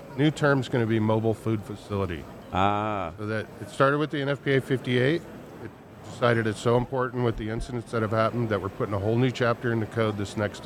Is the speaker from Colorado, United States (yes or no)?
yes; Colorado, United States; also born or lived in California; now in Washoe Valley, United States; I'm from Colorado originally, but I landed here after a brief sentence in California